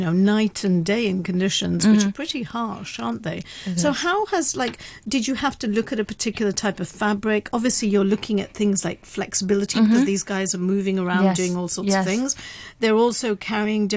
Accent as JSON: {"language": "English", "region": "London", "country": "United Kingdom", "tie": "born or raised there", "said": "I was brought up in London."}